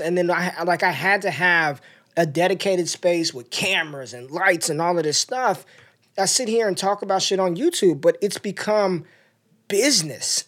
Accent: North Las Vegas, Nevada, United States; I grew up in North Las Vegas

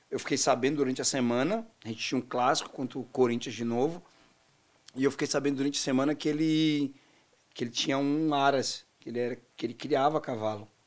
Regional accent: Northeast Region, Brazil; Pô, sou nordestino, pô. Eu andei de cavalo a minha vida inteira.

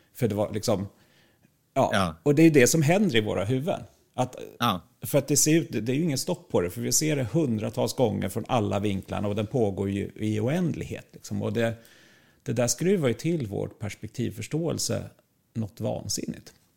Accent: Sweden; vi som svenskar

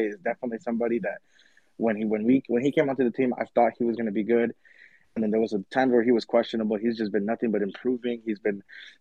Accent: Pasadena, California, United States; I'm from Pasadena, California, home of the Rose Parade

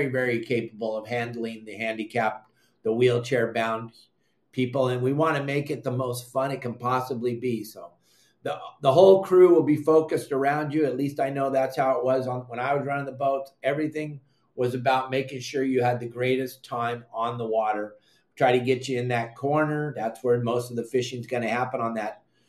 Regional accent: Southern California, United States; You and I grew up fishing in Southern California

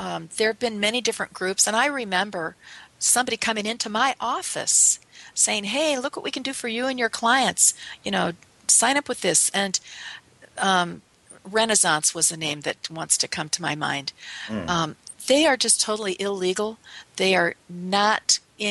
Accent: north of Chicago, Illinois, United States; I grew up in Illinois, north of Chicago, and in our suburbs

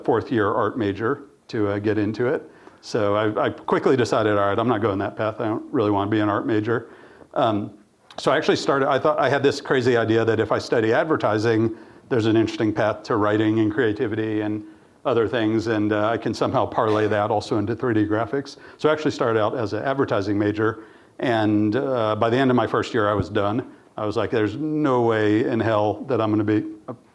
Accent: Austin, Texas, United States; also born or lived in The Farm, Tennessee; I grew up in Austin and middle school, high school, all that.

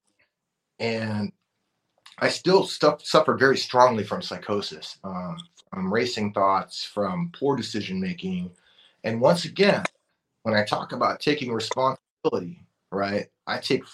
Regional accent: Oxnard, California, United States; I grew up in Oxnard, California in the 90s

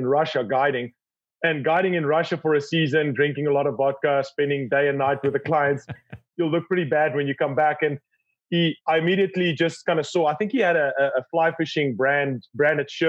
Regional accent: South Africa; Born and raised in South Africa

